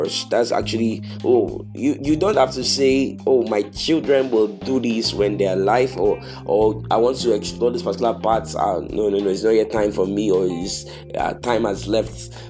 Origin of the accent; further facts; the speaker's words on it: Nigeria; I'm from Nigeria